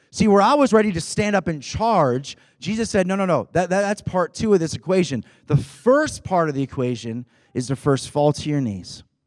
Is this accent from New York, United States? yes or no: yes; Rochester, New York, United States; We're from Rochester, New York